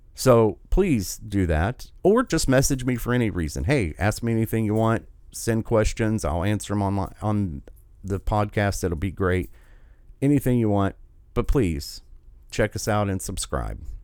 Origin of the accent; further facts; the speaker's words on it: United States; I've been privileged enough to be born in this country